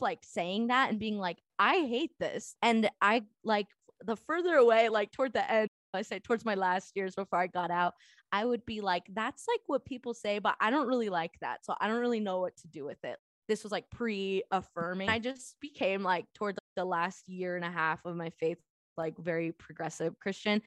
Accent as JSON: {"language": "English", "region": "Southern California", "country": "United States", "tie": "born or raised there", "said": "I grew up in Southern California."}